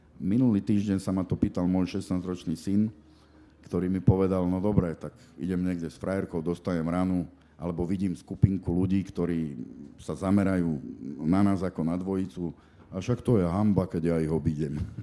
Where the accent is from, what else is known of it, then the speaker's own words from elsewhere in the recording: Košice, Košice Region, Slovakia; moved away as an adult; now in Bratislava, Slovakia; som Košičan a som na to hrdý